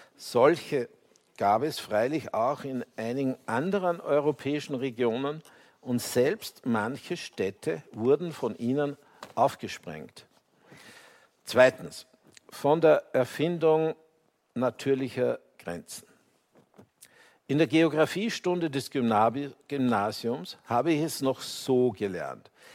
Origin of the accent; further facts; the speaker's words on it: Austria; ich als Österreicher